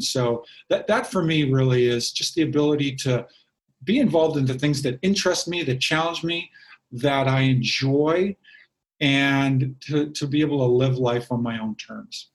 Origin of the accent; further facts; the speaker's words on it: Kamloops, British Columbia, Canada; in my hometown of Kamloops, British Columbia